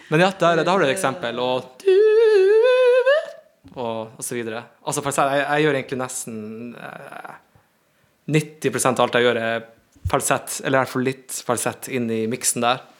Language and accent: Norwegian; Northern Norway, Norway; det blir ikke like altså, med meg som en nordlending